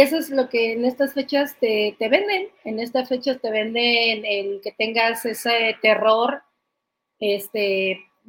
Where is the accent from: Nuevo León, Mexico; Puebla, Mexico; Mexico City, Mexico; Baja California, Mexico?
Mexico City, Mexico; yo soy de allá